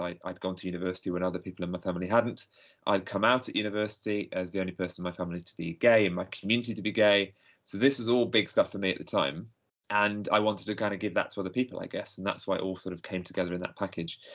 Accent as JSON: {"language": "English", "town": "Nottingham", "region": "East Midlands", "country": "United Kingdom", "tie": "born or raised there", "moved": "as an adult", "lives_now": "London, United Kingdom", "said": "I, I grew up in Nottingham. I was born in Nottingham"}